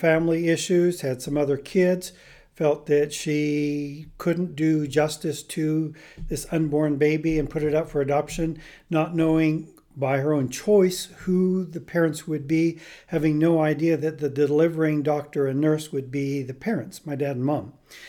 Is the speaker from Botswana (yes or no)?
yes; Botswana; born there; Then I was born down in Bechuanaland Protectorate, which is now called Botswana.